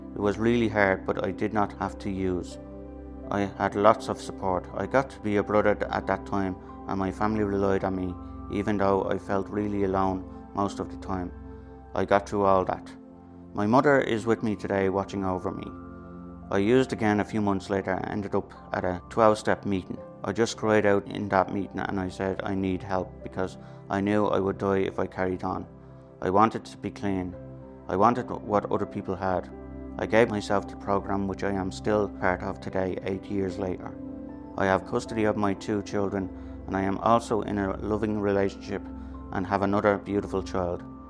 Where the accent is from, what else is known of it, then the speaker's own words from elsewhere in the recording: Dublin, Leinster, Ireland; I grew up in Ballymun. I was the oldest of seven and I still live here today.